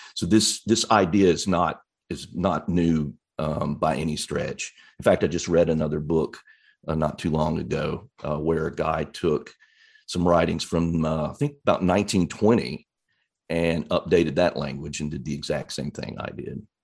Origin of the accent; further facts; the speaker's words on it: East Arkansas, United States; also born or lived in Little Rock, Arkansas; I grew up in East Arkansas near Memphis, Tennessee, on the, on the Arkansas side of the Mississippi River